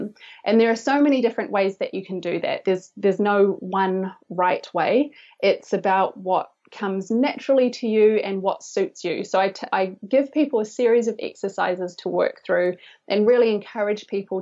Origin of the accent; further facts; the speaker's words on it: New Zealand; I'm from New Zealand.